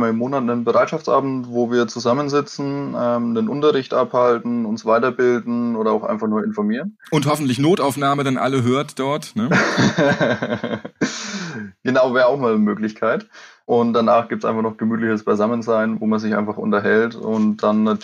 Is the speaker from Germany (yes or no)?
yes; Bavaria, Germany; ich komme aus Oberfranken, aus der Nähe von Coburg